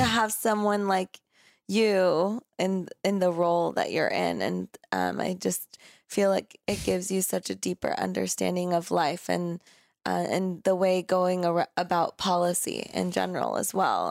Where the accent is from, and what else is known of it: United States